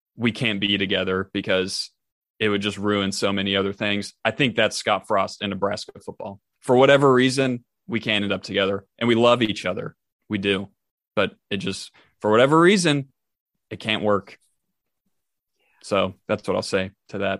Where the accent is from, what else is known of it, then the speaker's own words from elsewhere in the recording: Tennessee, United States; I am myself am from Tennessee